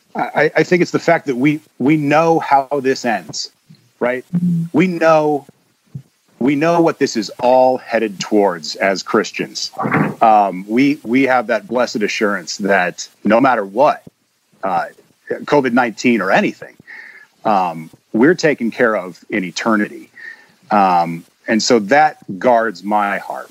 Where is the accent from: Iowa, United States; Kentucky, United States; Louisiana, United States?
Iowa, United States; Sioux City; also born or lived in Sheridan, Iowa / Clarinda, Iowa / Texas; I spent the bulk of the time growing up in Sioux City